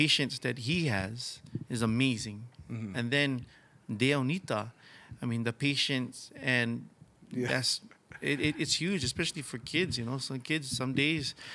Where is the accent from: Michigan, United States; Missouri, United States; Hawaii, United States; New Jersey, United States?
Hawaii, United States; as far as Hawaiian people, music is an integral part of our culture